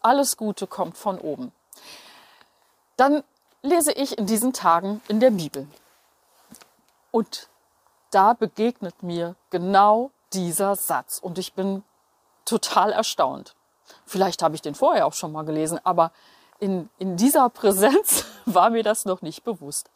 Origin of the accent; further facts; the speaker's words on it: Berlin, Germany; Ich bin aufgewachsen in Berlin-Steglitz direkt an einer mehrspurigen Straße.